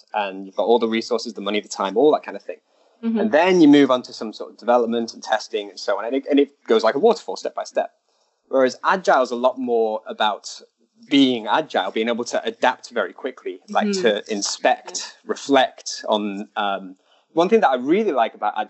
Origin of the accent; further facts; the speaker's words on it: United Kingdom; moved away as an adult; now in China; I'm British